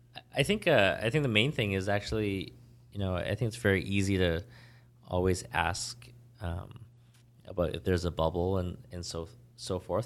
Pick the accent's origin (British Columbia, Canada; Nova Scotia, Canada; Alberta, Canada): British Columbia, Canada; Vancouver; also born or lived in Ontario; now in Toronto, Canada; growing up in Vancouver